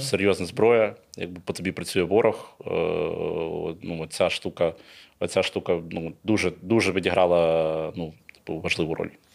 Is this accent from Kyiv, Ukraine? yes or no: yes; Kyiv, Ukraine; Я з Києва, ну я киянин